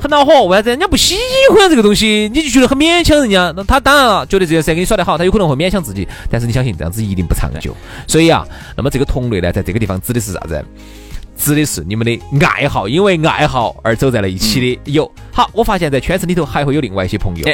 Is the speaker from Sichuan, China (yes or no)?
yes; Chengdu, Sichuan, China; 现在我们这种四川的朋友